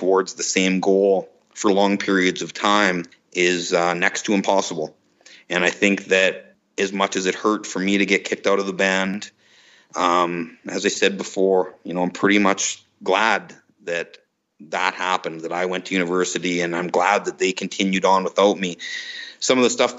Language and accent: English; Canada; we're both Canadian kids. We both joined this American band.